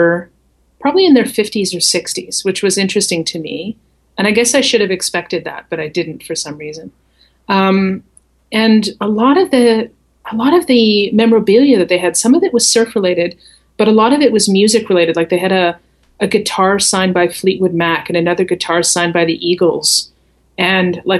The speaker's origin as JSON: {"language": "English", "country": "Canada", "also_born_or_lived": "Calgary", "accent": "Canadian", "said": "I was from Canada"}